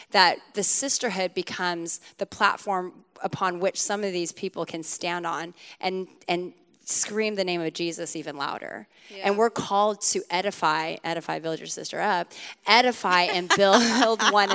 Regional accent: Sacramento, California, United States; I'm from Sacramento

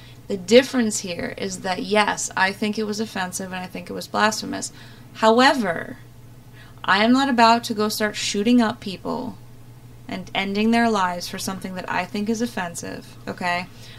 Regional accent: Ireland; Thankfully, I am Irish. You know, I was blessed with that, unlike my Scotsman friend here.

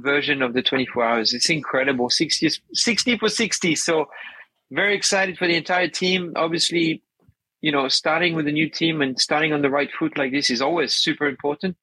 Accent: France; moved away; I'm originally from France

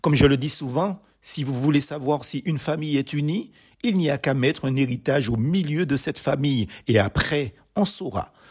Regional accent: Martinique; Chez nous aux Antilles

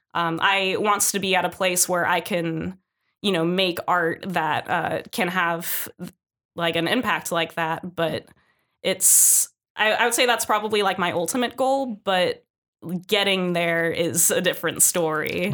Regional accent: San Jose, California, United States; moved away as an adult; being born and raised in San Jose

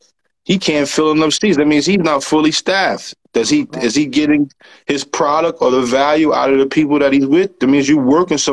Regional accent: New York, United States; I'm a New Yorker. I'm from New York.

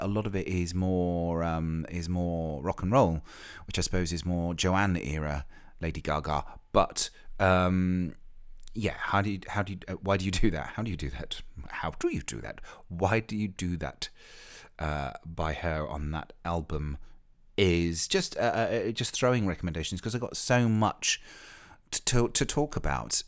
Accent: Ilfracombe, South West England, United Kingdom; moved away; I spent most of my teenage years living in a seaside town in North Devon called Ilfracombe, which is in the west country of England

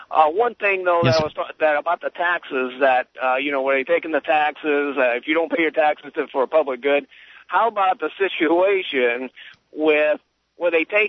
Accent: Illinois, United States; I'm originally from Illinois.

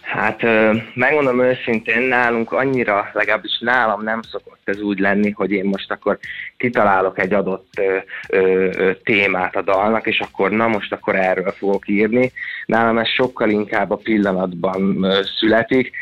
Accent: Székesfehérvár, Fejér, Hungary; moved away as an adult; also born or lived in Budapest; Én Székesfehérváron nőttem fel lakótelepen

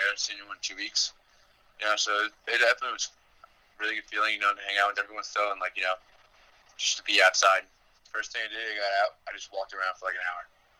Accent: New York City, New York, United States; moved away as an adult; now in Milwaukee, United States; sophomore, from New York City, a finance major, and live in a Schrader.

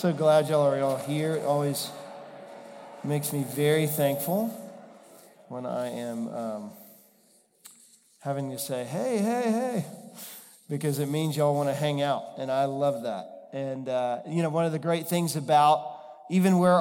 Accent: Texas, United States; moved away; I'm from Texas originally

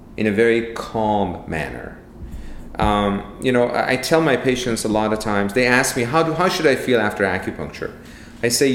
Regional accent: Iran; moved away; I'm originally from Iran

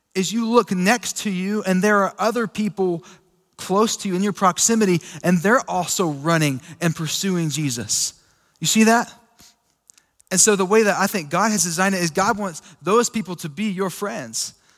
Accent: Sweetwater, United States; me growing up in Sweetwater

